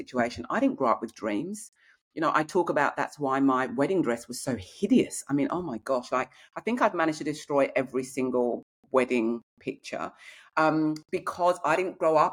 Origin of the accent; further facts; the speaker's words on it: Kent, South East England, United Kingdom; accent: English; moved away as an adult; now in Australia; I grew up in Kent in England.